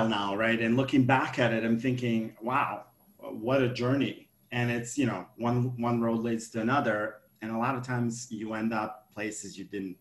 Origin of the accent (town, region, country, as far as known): Montenegro; now in United States